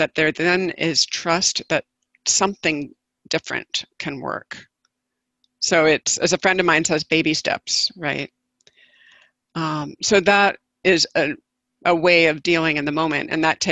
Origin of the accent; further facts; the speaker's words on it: the South, United States; having been born and raised in the South